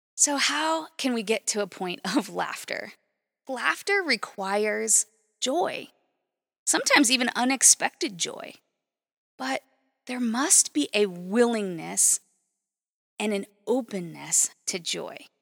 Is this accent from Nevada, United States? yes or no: yes; Las Vegas, Nevada, United States; also born or lived in Fairbanks, Alaska; I grew up in Las Vegas, Nevada, which is straight up desert.